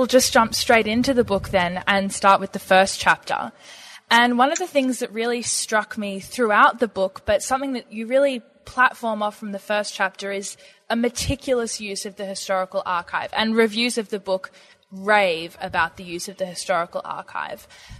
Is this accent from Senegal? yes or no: no; Australia; accent: Australian; today I have the pleasure of sharing my Australian accent